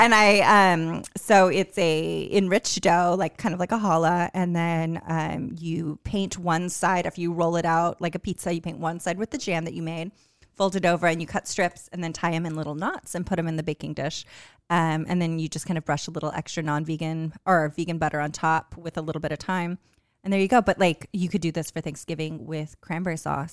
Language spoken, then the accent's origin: English; California, United States; moved away; also born or lived in Newport News, Virginia; growing up in California